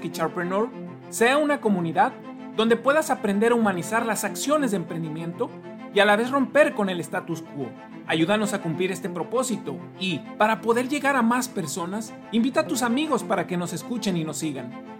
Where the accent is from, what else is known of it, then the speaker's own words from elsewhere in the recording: Mexico; esa gran alta autoestima que tenemos como mexicanos